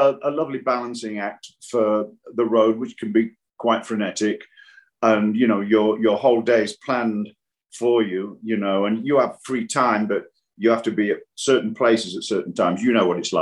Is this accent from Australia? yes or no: no; Nottingham, East Midlands, United Kingdom; moved away; I'm from Nottingham